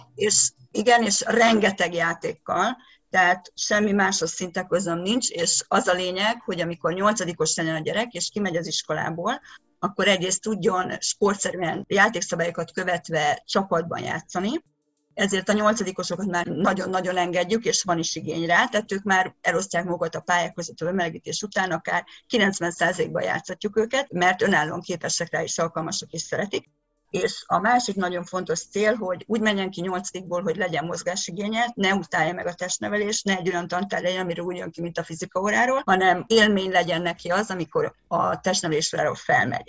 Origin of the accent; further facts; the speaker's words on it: Hungary; moved away as an adult; now in Budapest, Hungary; egy vidék kiskolából egy 3000 fős faluból származom